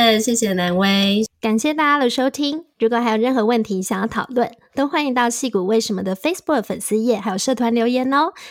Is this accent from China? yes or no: no; Taiwan; 身为台湾人，我觉得这个真的是也非常不容易耶。